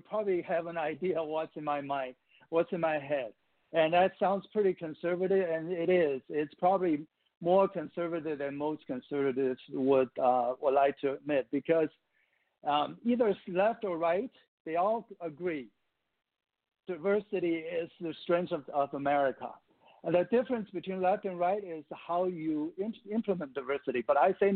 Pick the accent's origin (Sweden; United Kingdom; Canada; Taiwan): Taiwan; moved away as an adult; now in United States; I'm an immigrant from Taiwan, which is part of China in my mind